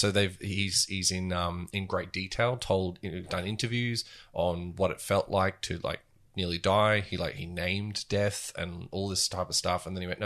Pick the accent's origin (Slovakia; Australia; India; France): Australia; moved away; being Australian